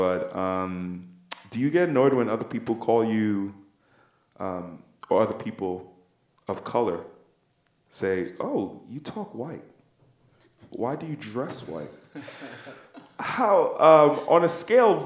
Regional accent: United States; I was born here in America with an African name

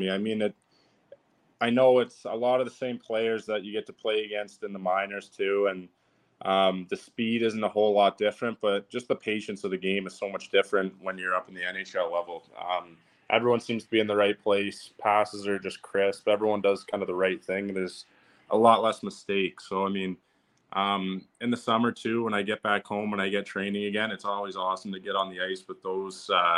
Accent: London, Ontario, Canada; I was back home in my hometown, London, Ontario

